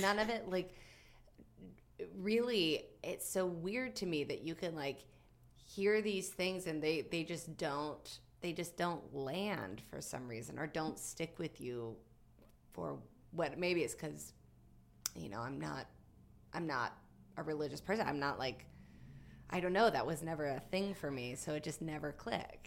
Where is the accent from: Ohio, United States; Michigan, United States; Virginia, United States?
Virginia, United States; Galax; I'm from Galax, Virginia. which is southwestern Virginia, right near the border of North Carolina